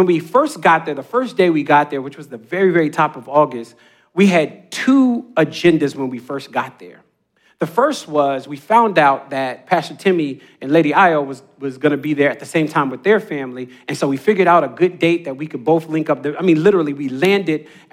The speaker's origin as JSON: {"language": "English", "town": "Jacksonville", "region": "North Carolina", "country": "United States", "tie": "born or raised there", "moved": "yes", "said": "I grew up in Jacksonville, North Carolina"}